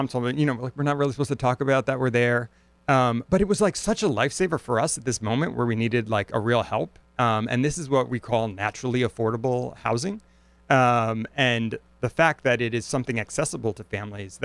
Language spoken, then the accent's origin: English; Stamford, Connecticut, United States; moved away as an adult; now in New Haven, United States; I grew up in Stamford, Connecticut